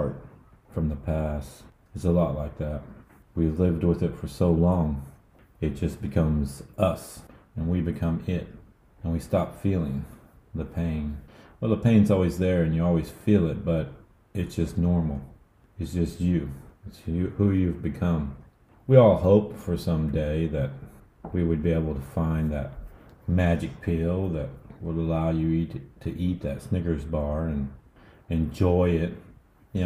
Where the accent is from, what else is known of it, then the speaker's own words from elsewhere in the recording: United States; being American